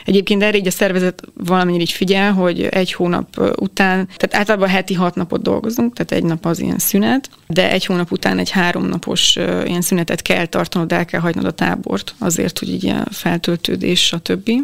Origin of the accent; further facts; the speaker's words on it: Hungary; én Magyarisztánból vagyok